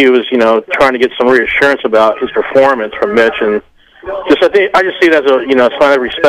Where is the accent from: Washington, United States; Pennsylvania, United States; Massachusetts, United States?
Washington, United States; Seattle; Hi, I'm …. I'm from Seattle, but I'm down here in California on vacation.